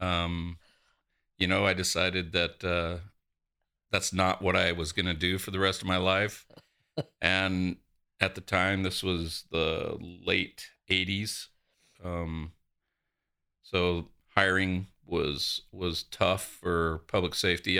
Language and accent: English; between Coolidge and Florence, Arizona, United States; also born or lived in Charleston, South Carolina; I grew up, uh, south of here, um, between Coolidge and Florence